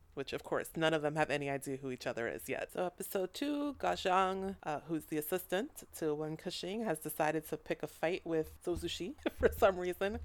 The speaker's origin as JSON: {"language": "English", "country": "United States", "said": "I'm not from Thailand. I'm from America"}